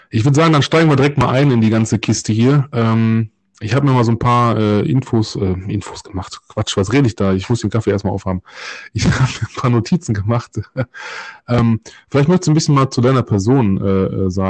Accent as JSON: {"language": "German", "town": "Solingen", "region": "North Rhine-Westphalia", "country": "Germany", "tie": "born or raised there", "said": "geborene und gebürtige Solinger sind uns Dinge, die unsere Heimatstadt betreffen, immer eine Herzensangelegenheit."}